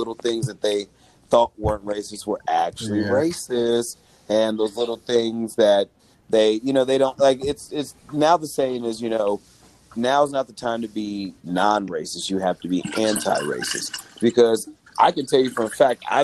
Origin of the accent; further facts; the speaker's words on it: Berkeley, California, United States; also born or lived in Oakland; I grew up in the Bay Area. I grew up in the Berkeley, Oakland area. We were born and raised in Berkeley.